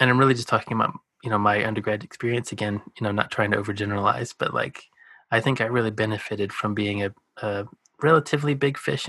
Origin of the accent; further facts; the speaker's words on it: the South, United States; also born or lived in Colorado; I'm from the South